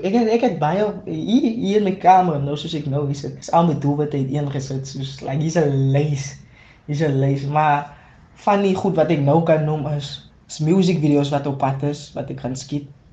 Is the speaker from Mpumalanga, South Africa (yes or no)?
no; Paarl, Western Cape, South Africa; Ek is van die Parel, Groenewil, Smart Town